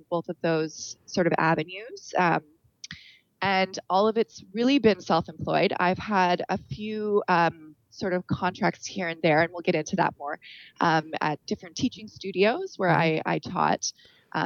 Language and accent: English; Winnipeg, Manitoba, Canada; moved away; Originally, I'm from Winnipeg, Manitoba